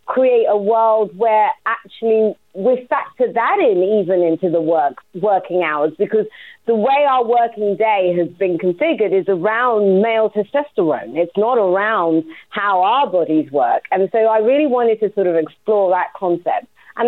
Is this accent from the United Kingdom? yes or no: yes; London, United Kingdom; I'm from Walthamstow. There's still a Walthamstow side to me